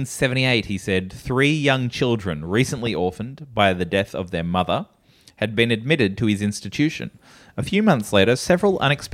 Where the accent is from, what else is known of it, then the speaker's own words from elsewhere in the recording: Alabama, United States; now in Cummington, United States; I grew up in Alabama, and I moved to Cummington, Massachusetts as soon as I heard of such a silly name place.